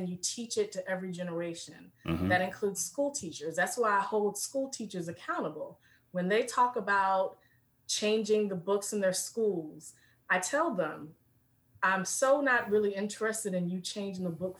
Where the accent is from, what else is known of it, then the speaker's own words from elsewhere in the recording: Richmond, Virginia, United States; I'm born and raised in Richmond, VA, which is the second capital of the Confederacy